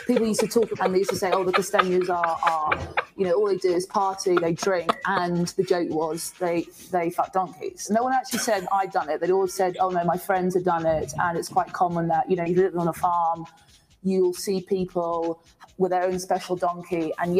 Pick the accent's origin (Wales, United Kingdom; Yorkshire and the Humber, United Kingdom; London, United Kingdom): London, United Kingdom; moved away as an adult; now in Colombia; I'm from London. I'm a freelance journalist here, and I've been living here for five years. And I'm married to a Colombian.